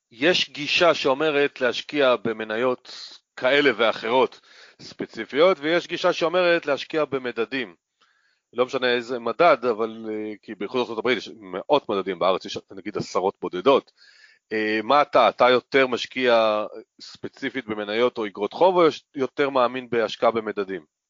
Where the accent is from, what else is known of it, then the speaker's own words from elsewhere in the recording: Northern Israel, Israel; גם אני צפוני